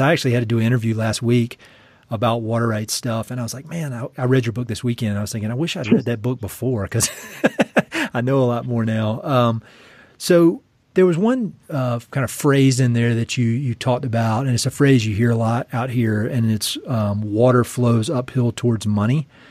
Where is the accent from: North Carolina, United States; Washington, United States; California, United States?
North Carolina, United States; moved away; I'm from North Carolina, you know, Tobacco Central